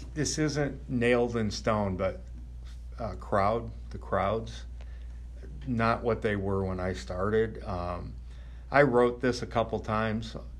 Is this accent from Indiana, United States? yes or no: yes; Crown Point, Indiana, United States; I grew up in Crown Point